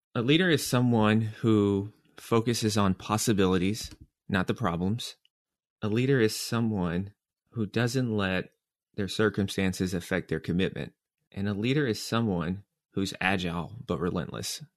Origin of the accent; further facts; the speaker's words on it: Nashville, Tennessee, United States; moved away; also born or lived in New York; I'm from Nashville, Tennessee